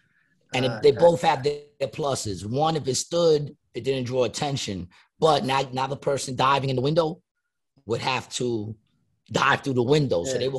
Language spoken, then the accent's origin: English; United States; I grew up in Ravenswood. Ravenswood was only like four blocks